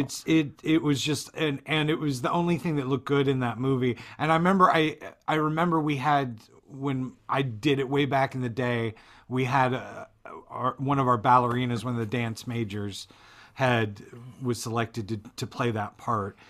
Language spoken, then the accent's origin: English; Florida, United States; when I was growing up in Florida